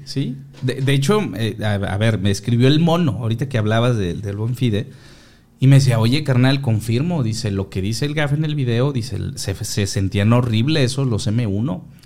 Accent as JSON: {"language": "Spanish", "country": "Mexico", "said": "somos mexicanos"}